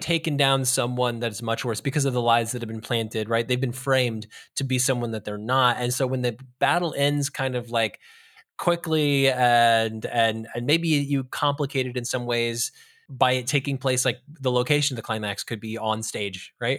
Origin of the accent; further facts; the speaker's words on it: California, United States; we're from California